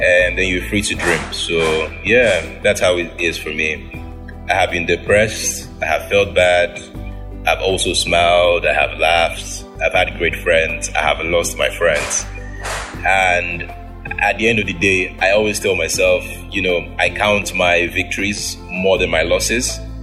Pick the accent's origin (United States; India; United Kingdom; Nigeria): Nigeria; Edo; I am from Edo State, Nigeria.